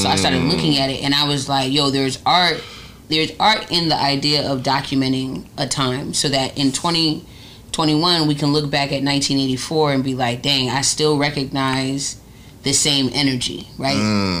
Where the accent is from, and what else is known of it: Atlanta, Georgia, United States; born or raised there; also born or lived in Oakland, California / Connecticut / Texas / Maryland